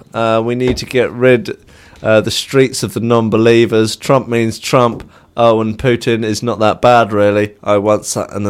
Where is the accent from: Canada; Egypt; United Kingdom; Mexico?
United Kingdom; Leicester, East Midlands; I'm from Leicester.